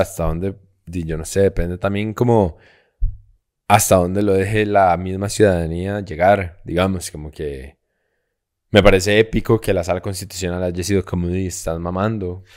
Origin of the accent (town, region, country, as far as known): Costa Rica